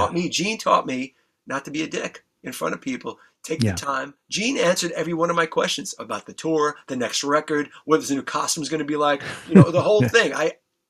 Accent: New York City, New York, United States; We lived in the Bronx. We grew up in the Bronx.

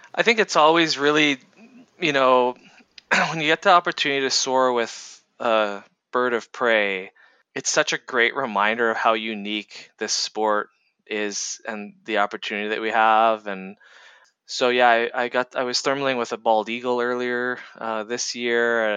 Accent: Ontario, Canada; I grew up in Ontario, Canada

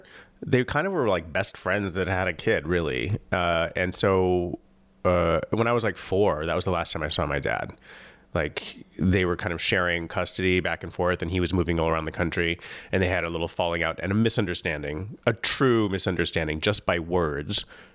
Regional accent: Hollywood, California, United States; moved away; also born or lived in Michigan / Oregon; I was born in Hollywood. Yeah, no, I'm a native. I'm an unusual unicorn native of Hollywood. And then I moved away to Oregon at one point. Well, Michigan first with family, and then to Oregon to get away from metropolitan Los Angeles because of nuclear war.

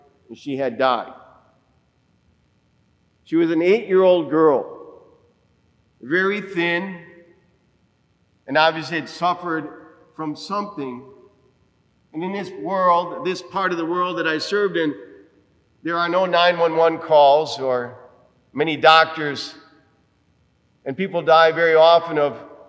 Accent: Libertyville, Illinois, United States; moved away as an adult; also born or lived in Guerrero, Mexico; we grew up here in Libertyville.

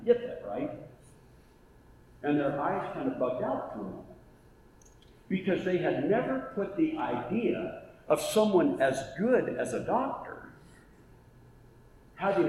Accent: Oregon, United States; also born or lived in Ohio / Indiana; now in Auburn, United States; So I grew up in Oregon

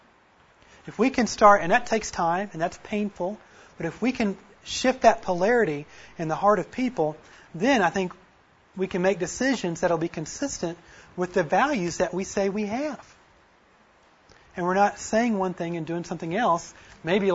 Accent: Creek County, Oklahoma, United States; I grew up in Creek County

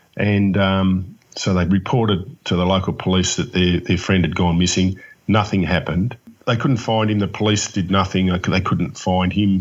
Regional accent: Melbourne, Victoria, Australia; yes, I am from Melbourne.

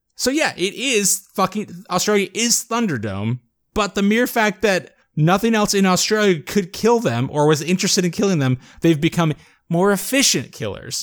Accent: South Florida, United States; I grew up in South Florida where there were sugarcane fields

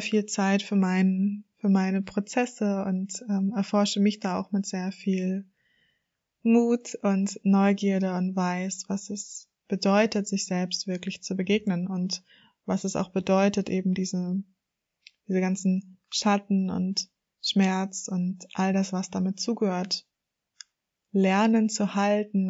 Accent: Germany; also born or lived in Hamburg; Ich komme aus der Nähe von Hamburg und lebe auch in Hamburg

